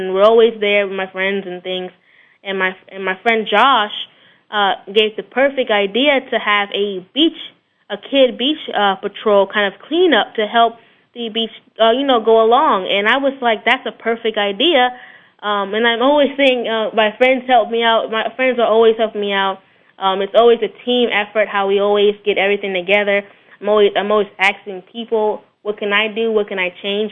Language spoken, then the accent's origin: English; Florida, United States; I'm definitely a Florida boy. My parents are actually, they were born in New Orleans, but I was born in Florida, so I'm the Floridian in the family